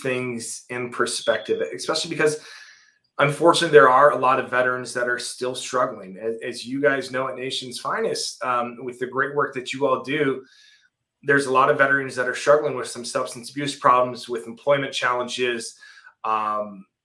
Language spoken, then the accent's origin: English; Minnesota, United States; went to work for the Minnesota Vikings in football operations. At the time, my dream job with my hometown team.